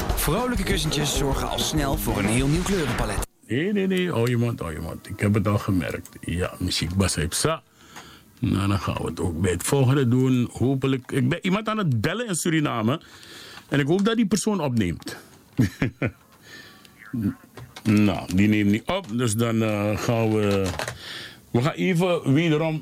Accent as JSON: {"language": "Dutch", "town": "Heerlen", "region": "Limburg", "country": "Netherlands", "accent": "soft G", "said": "Wij komen van Heerlen."}